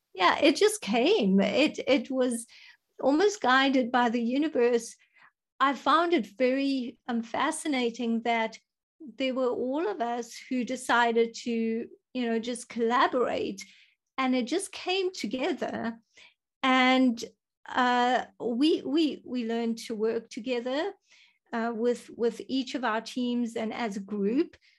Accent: South Africa; I am from South Africa.

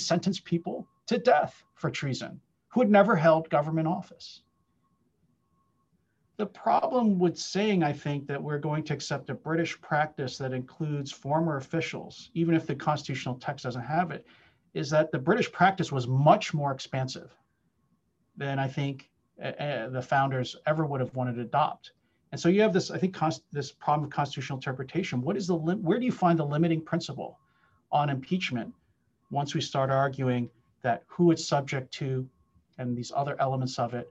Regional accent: Pennsylvania, United States; Pennsylvania, my home state

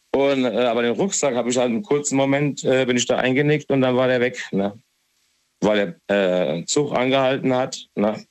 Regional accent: Hesse, Germany; ich bin ja aus Hessen

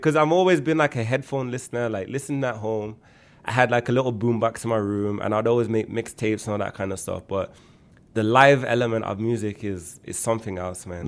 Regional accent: Birmingham, West Midlands, United Kingdom; moved away as an adult; also born or lived in Erdington / Toronto, Canada; now in Canada; I was born and raised in Handsworth

